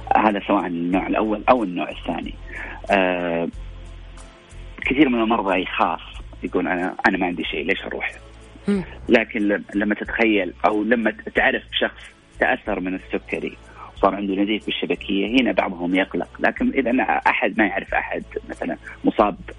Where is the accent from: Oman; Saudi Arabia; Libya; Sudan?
Saudi Arabia; عندنا في السعوديه